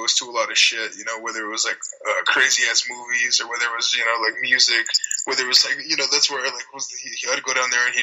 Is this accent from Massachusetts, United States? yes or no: no; Platteville, Colorado, United States; I grew up in this little town called Platteville, Colorado